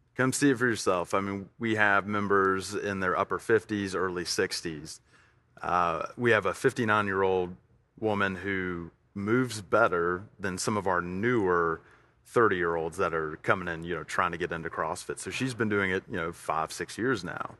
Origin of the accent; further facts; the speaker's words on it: Tuscaloosa, Alabama, United States; also born or lived in Fort Worth, Texas; now in Middle Tennessee, United States; We moved to Tuscaloosa at a very early age for me. Uh, it's where I was raised